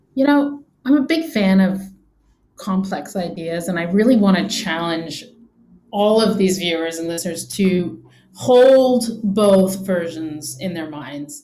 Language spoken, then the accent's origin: English; England, United Kingdom; I grew up in England